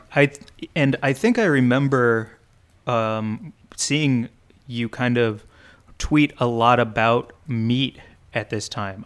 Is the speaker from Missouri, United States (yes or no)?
yes; St. Louis, Missouri, United States; growing up in Saint Louis